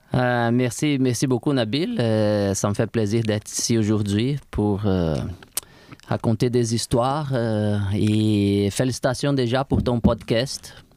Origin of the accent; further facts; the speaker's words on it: Brazil; French is a second language; moved away as an adult; now in Quebec City, Canada; Je viens d'une région du Brésil où il fait chaud tout le temps, tout au bord de la mer